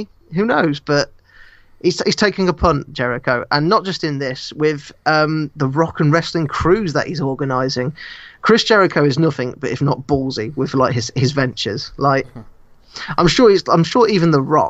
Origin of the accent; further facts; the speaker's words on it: United Kingdom; I as a British person